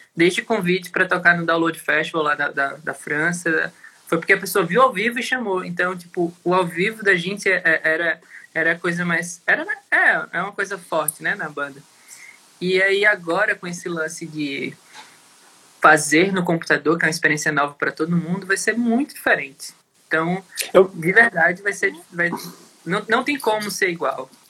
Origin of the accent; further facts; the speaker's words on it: Natal, Rio Grande do Norte, Brazil; moved away as an adult; A gente é de Natal, né? Morou lá até 2014, 2015